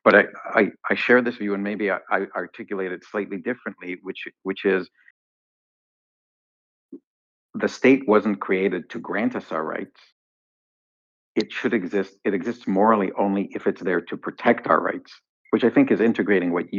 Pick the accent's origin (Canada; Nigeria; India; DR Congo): Canada; I say this as a Canadian